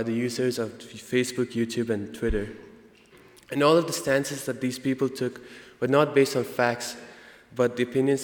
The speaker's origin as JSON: {"language": "English", "country": "India", "accent": "Indian", "moved": "yes", "lives_now": "United States", "said": "my Indian accent"}